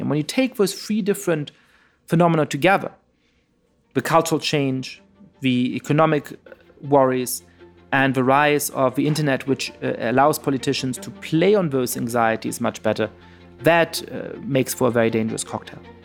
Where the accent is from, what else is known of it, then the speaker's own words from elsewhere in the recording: Germany; moved away; when I was growing up in Germany